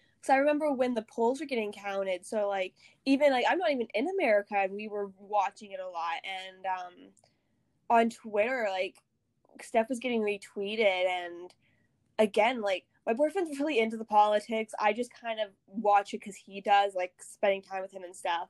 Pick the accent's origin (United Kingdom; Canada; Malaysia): Canada; I'm Canadian